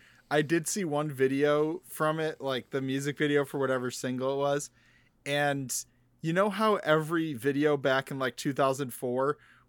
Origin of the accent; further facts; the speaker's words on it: Midwest, United States; we grew up in the Midwest